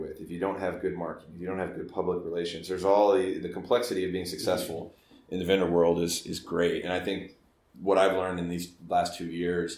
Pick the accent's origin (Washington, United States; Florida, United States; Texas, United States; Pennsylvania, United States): Texas, United States; Dallas; I grew up in Dallas, or Texas, and I joined the Army straight out of high school